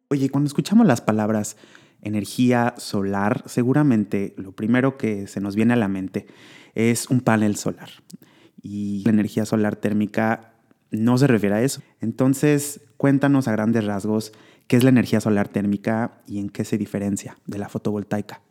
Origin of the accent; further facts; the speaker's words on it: Mexico; mexicana como yo